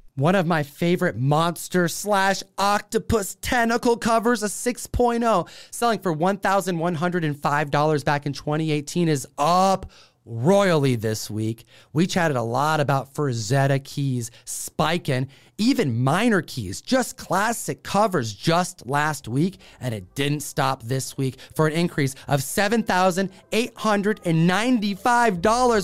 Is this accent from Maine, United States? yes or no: no; Seattle, Washington, United States; Emerald City's in my hometown